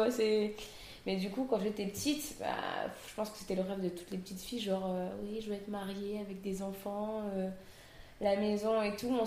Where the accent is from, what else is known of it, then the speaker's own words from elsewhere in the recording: Réunion; native de La Réunion, je suis seconde cuisine dans l'un des meilleurs restos de l'île, la Caspité.